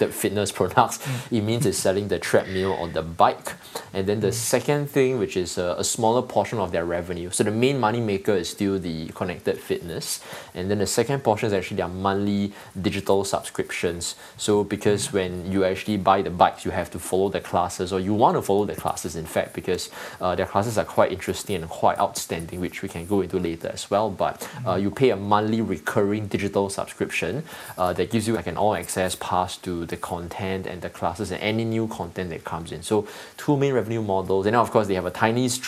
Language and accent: English; Singapore; I'm from Singapore.